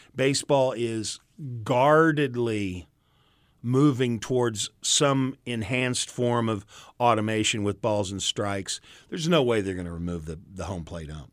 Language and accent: English; St. Louis, Missouri, United States; I grew up around Saint Louis